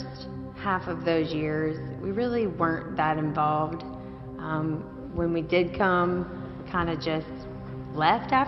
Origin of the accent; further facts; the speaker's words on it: western Kentucky, United States; now in Northern Kentucky, United States; we're not from Northern Kentucky originally. We're from the western part of the state.